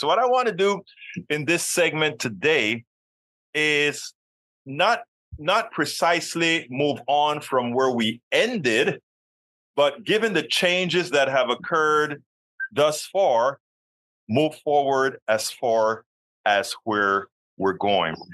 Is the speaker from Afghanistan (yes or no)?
no; Panama; now in United States; being a person from another country myself. I'm a naturalized American citizen. I'm from Panama